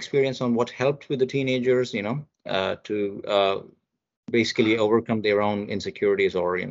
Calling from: India; Yeah, I'm joining from India.

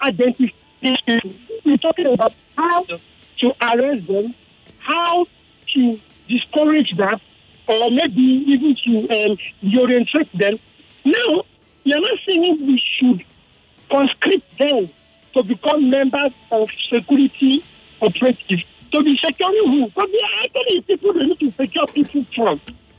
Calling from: Lagos, Nigeria; I'm calling from Lekki.

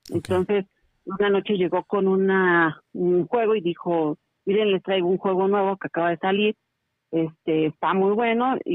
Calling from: Querétaro, Mexico; estoy llamando de la ciudad de Querétaro.

